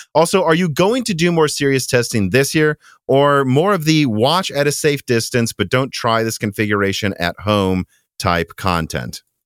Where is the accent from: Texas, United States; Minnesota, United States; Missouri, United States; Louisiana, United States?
Minnesota, United States; accent: Midwestern; moved away; also born or lived in Illinois; my weird Midwestern accent